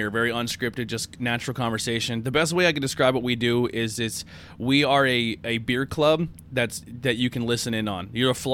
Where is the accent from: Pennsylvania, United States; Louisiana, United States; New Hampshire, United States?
Pennsylvania, United States; So we're from Schuylkill County, Pennsylvania. We do beer reviews.